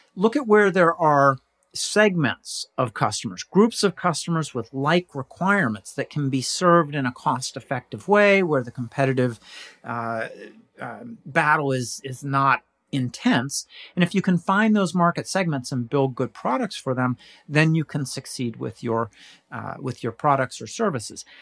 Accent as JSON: {"language": "English", "region": "California", "country": "United States", "tie": "born or raised there", "moved": "as an adult", "lives_now": "Pittsburgh, United States", "said": "I was born in California"}